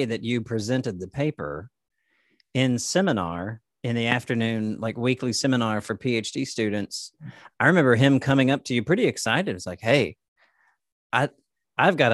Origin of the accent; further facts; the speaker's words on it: the South, Southern United States, United States; Us, you and I as Southerners